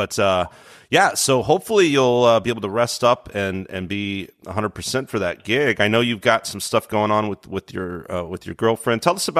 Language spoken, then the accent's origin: English; San Antonio, Texas, United States; also born or lived in College Station, Texas; Originally from San Antonio, Texas. That's actually my hometown as well.